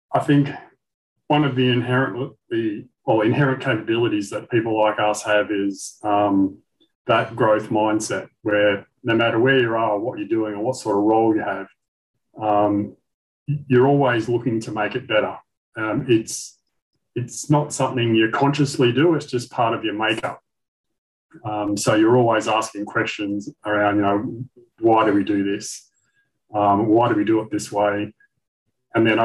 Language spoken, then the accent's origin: English; Western Australia, Australia; also born or lived in Kalgoorlie, Western Australia; I was born in Kalgoorlie, Eastern Goldfields of WA. Grew up in Canberra, which was a brand new booming nickel town